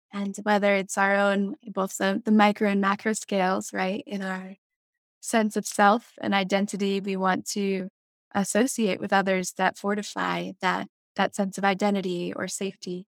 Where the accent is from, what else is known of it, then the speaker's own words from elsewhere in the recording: Jackson, Wyoming, United States; growing up in Teton County